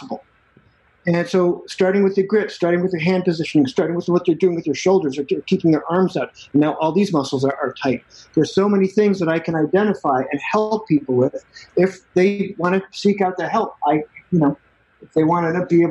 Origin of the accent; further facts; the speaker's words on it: Chicago, Illinois, United States; now in Austin, Texas, United States; I grew up in Chicago